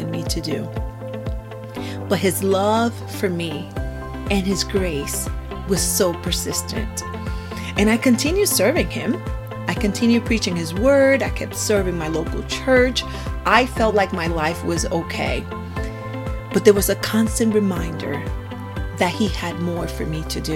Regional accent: San Juan, Puerto Rico; now in Florida, United States; I was born and raised in San Juan, Puerto Rico, and I currently reside in Florida

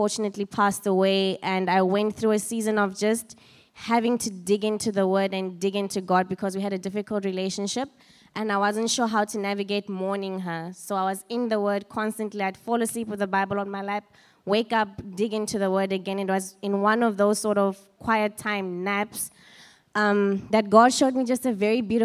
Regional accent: Free State, South Africa; moved away as an adult; also born or lived in Johannesburg; I grew up in the Free State

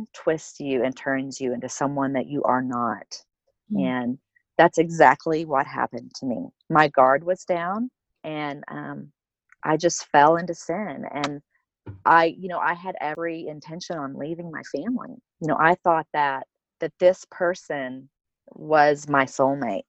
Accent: Oklahoma, United States; accent: Oklahoman; now in Colorado, United States; I'm originally from Oklahoma. So if you hear an accent, it's an Oklahoman accent. I'm a total Okie.

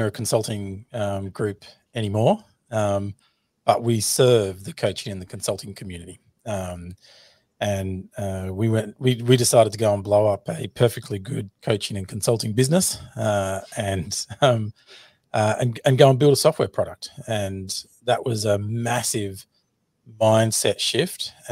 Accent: Australia; accent: Australian; in Australia, which you can clearly hear my Australian accent

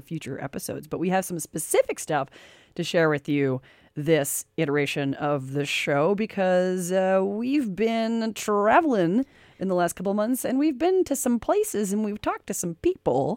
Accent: United States; I grew up in America

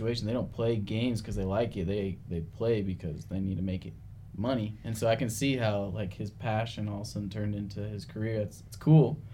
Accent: Arizona, United States; I'm from Arizona

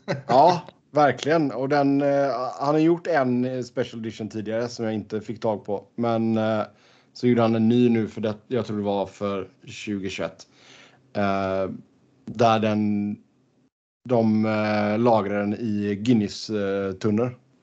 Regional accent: Sweden; moved away; hemma i, hemma i Sverige

